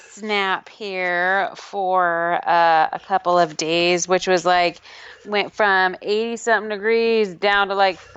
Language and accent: English; California, United States; moved away; I'm from California